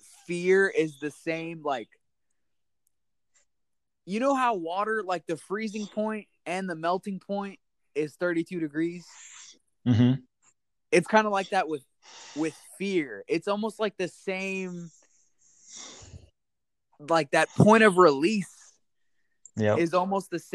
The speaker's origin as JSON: {"language": "English", "town": "San Antonio", "region": "Texas", "country": "United States", "tie": "born or raised there", "said": "growing up in San Antonio and being a huge basketball fan"}